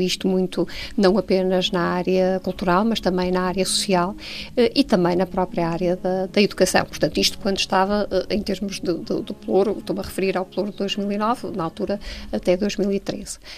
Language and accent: Portuguese; Porto, Norte, Portugal; nasci no Porto, uh, estudei no Porto, vivi e vivo no Porto